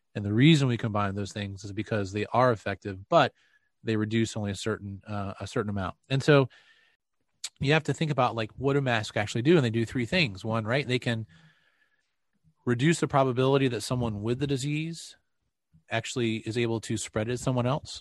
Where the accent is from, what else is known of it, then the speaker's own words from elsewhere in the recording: North Carolina, United States; me growing up in North Carolina